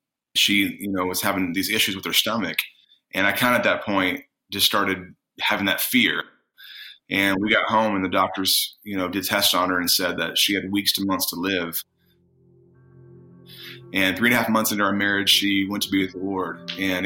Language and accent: English; Indiana, United States; moved away as an adult; also born or lived in California; I actually am from Indiana